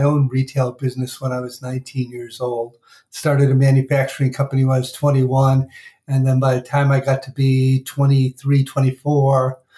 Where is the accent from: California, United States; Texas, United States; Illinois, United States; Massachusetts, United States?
Illinois, United States; Chicago; now in Washington, D.C., United States; I grew up in Chicago